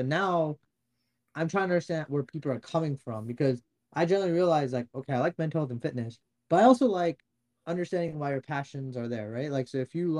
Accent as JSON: {"language": "English", "region": "New Jersey", "country": "United States", "said": "I'm from North Jersey"}